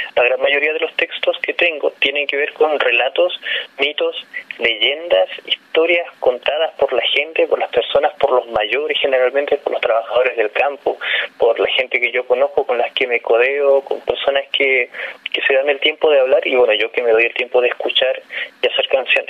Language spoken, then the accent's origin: Spanish; Tierra del Fuego, Magallanes and Chilean Antarctica, Chile; evidentemente soy de allá, de Tierra del Fuego